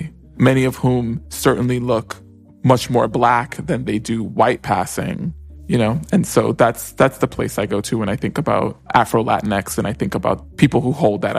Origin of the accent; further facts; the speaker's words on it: New York City, New York, United States; I grew up most of my life, particularly like as a young boy growing up in the South Bronx in the 1980s, as solely identifying as Hispanic, even though I was hyper aware that my mother is Afro-Latina